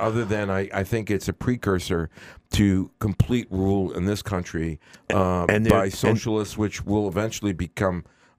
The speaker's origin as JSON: {"language": "English", "region": "New York", "country": "United States", "tie": "born or raised there", "also_born_or_lived": "Queens", "moved": "yes", "lives_now": "Boston, United States", "said": "when I grew up in New York"}